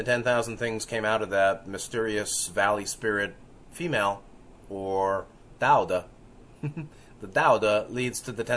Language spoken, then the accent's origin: English; New York City, New York, United States; I was growing up in New York City in the 70s